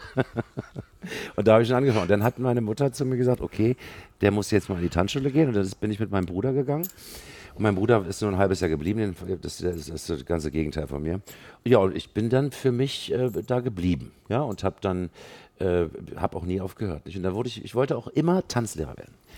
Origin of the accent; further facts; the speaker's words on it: Berlin, Germany; Ich bin ja gebürtiger Westberliner. Ich bin in Westberlin aufgewachsen